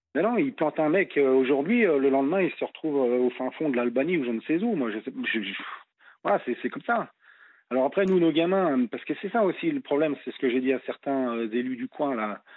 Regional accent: France

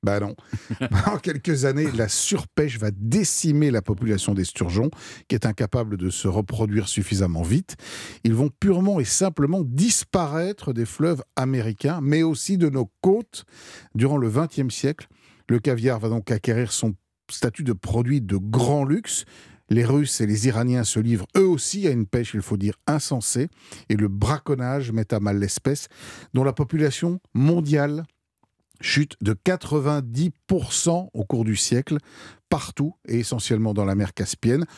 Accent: France; chez nous en France

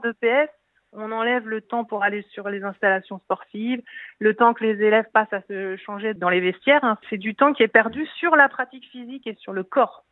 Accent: Nord-Pas-de-Calais, Hauts-de-France, France; je suis du Nord-Pas-de-Calais

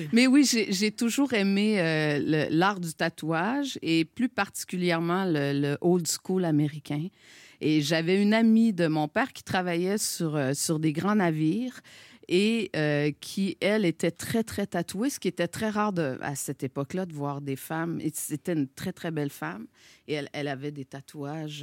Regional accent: Gaspésie, Quebec, Canada; accent: Québécois; now in Montreal, Canada; moi j'ai grandi en Gaspésie

